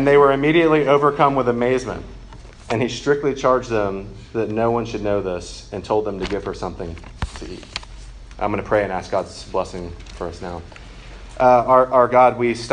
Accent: Macon, Georgia, United States; I was raised by my mom, just me and my mom. And I'm from Macon, Georgia

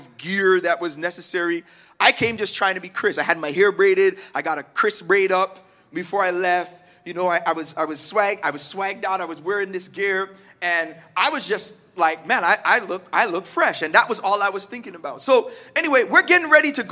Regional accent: Toronto, Ontario, Canada; moved away as an adult; also born or lived in Malvern, Toronto; now in Oshawa, Canada; I grew up in Scarborough. I rep it all the time.

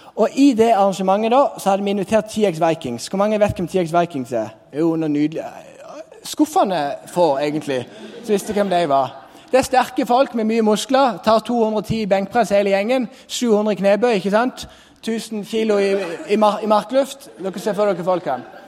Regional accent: Sørlandet, Norway; kom jeg fra Sørlandet

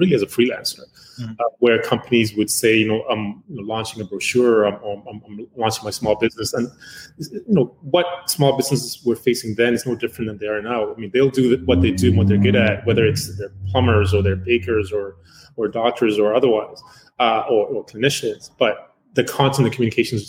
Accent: Uganda; now in Canada; I'm originally from Uganda. I came to Canada in 1984, out thereabouts. So I really jumped in, went to school here.

